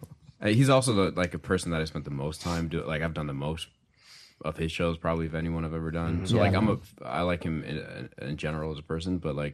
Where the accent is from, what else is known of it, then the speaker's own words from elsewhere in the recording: Michigan, United States; growing up in Michigan, like, …'s a staple.